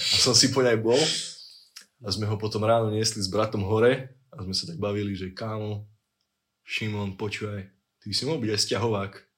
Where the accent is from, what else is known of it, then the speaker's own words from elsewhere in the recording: Liptovská Teplá, Žilina Region, Slovakia; moved away; pochádzam áno z Liptovskej hod, je Liptovská teplá, stred vesmíru a vlastne všetkého najväčšia metropola Liptova, blízko Ružomberka